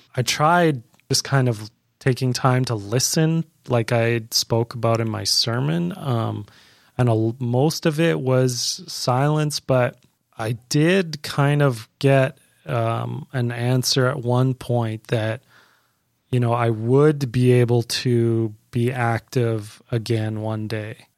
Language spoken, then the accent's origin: English; Canada; moved away as an adult; now in Florida, United States; I'm originally from Canada